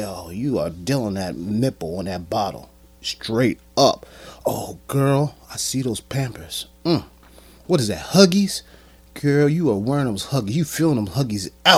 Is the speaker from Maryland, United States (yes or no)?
no; Atlantic City, New Jersey, United States; I'm born and raised in Atlantic City